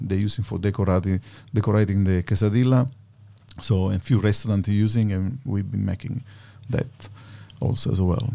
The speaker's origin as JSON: {"language": "English", "region": "Sicily", "country": "Italy", "tie": "born or raised there", "second_language": "English", "moved": "as an adult", "lives_now": "Australia", "said": "my hometown in Sicily"}